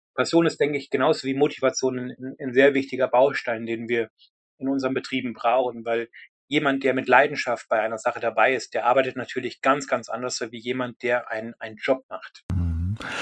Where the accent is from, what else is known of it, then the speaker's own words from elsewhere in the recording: Germany; now in United Kingdom; als Deutscher in, in einem anderen Land